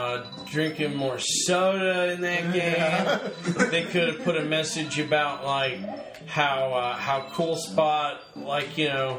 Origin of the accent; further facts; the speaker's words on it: Australia; I'm Australian, right.